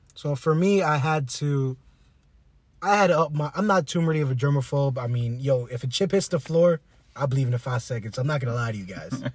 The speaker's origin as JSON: {"language": "English", "region": "South Florida", "country": "United States", "said": "we're from South Florida"}